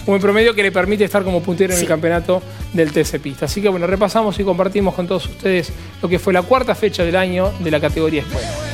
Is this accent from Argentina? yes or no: yes; Argentina; somos, los, argentinos